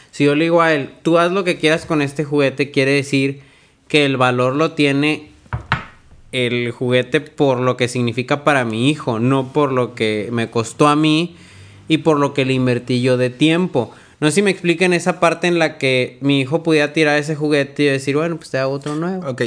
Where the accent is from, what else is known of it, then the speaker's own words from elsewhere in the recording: Monterrey, Nuevo León, Mexico; somos de Monterrey